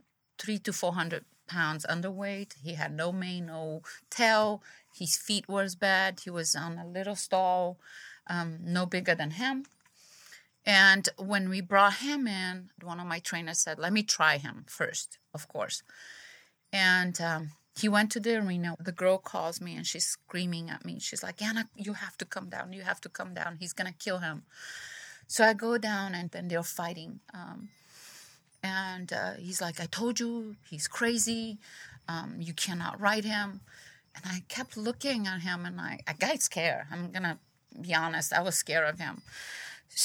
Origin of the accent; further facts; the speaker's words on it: Brazil; moved away; I'm from Brazil, and I used to live in a city